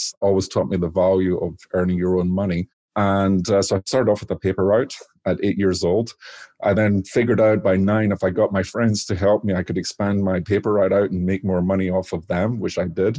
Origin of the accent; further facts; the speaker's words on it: Scotland, United Kingdom; now in Washington State, United States; So I grew up in Scotland